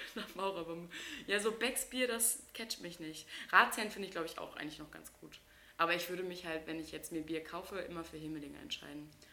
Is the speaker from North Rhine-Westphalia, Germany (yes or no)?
no; Wilhelmshaven, Lower Saxony, Germany; bei uns in Wilhelmshaven